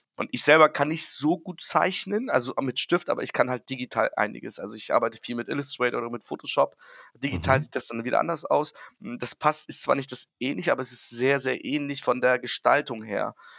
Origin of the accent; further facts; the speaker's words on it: Hamburg, Germany; Ich komme aus Hamburg